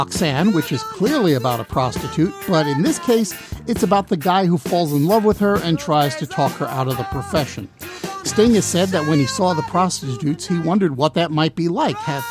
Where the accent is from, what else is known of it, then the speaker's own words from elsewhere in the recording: Long Island, New York, United States; I grew up on Long Island